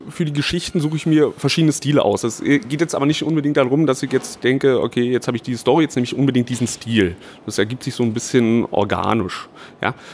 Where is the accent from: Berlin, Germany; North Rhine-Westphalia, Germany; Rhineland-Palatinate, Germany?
Berlin, Germany; also born or lived in Chemnitz; ja geboren bin ich in Chemnitz, ganz, ganz schnell aber nach Berlin gezogen, also das ist jetzt schon über 30 Jahre her.